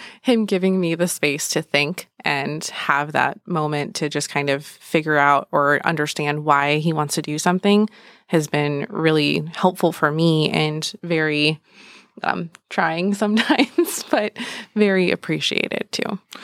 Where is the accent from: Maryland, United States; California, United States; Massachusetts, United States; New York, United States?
California, United States; San Francisco Bay Area; moved away as an adult; now in Gilbert, United States; we grew up in the San Francisco Bay Area